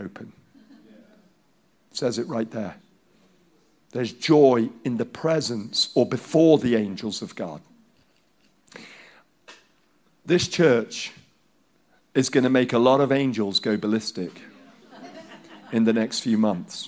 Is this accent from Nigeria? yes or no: yes; Nigeria; first language Hausa; English is a second language; moved away; growing up, my friends are Nigerian, black Nigerian, and I'm a white Nigerian